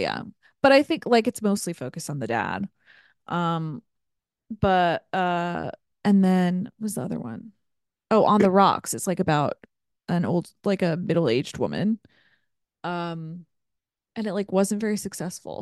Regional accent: Ohio, United States; I grew up in Ohio

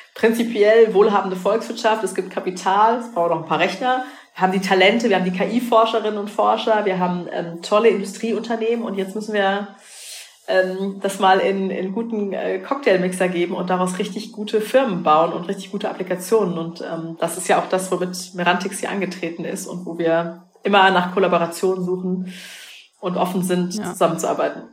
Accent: Rhineland-Palatinate, Germany; bin ja aus der Pfalz gebürtig

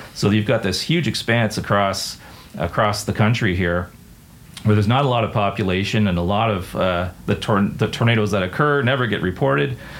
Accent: Windsor, Ontario, Canada; I grew up in Windsor, Ontario, which is just across the border from Detroit

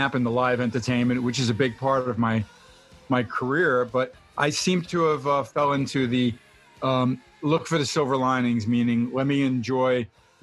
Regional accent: New York, United States; also born or lived in Los Angeles; now in Nevada, United States; I'm a New Yorker

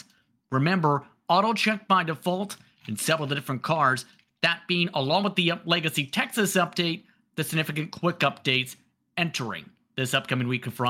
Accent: Windsor, Ontario, Canada; Because, for full disclosure, I'm from Windsor, Detroit area.

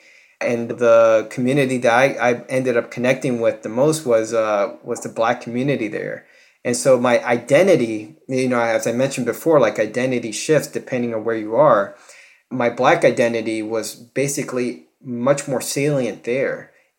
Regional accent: New York City, New York, United States; moved away; growing up near Harlem

